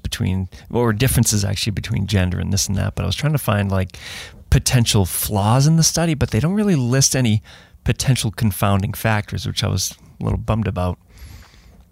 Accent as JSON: {"language": "English", "area": "north of Boston", "region": "Massachusetts", "country": "United States", "tie": "born or raised there", "said": "I grew up in north of Boston"}